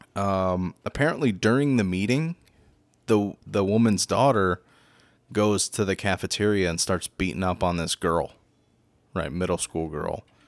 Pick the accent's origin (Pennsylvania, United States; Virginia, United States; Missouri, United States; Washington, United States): Pennsylvania, United States; Philadelphia; moved away as an adult; also born or lived in New York; now in Florida, United States; I was born in New York, too, and raised in Philadelphia